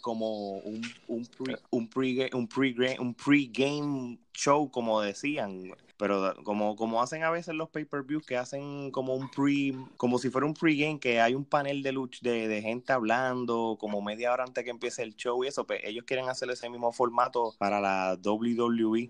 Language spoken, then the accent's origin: Spanish; Puerto Rico; moved away; como puertorriqueños que somos, aunque vivamos en la diáspora, como este Gerardo, Eric y yo